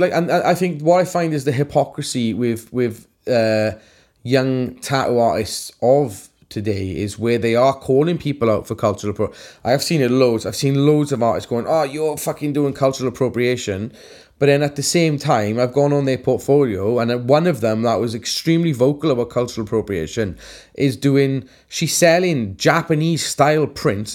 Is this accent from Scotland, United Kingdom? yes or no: no; Wales, United Kingdom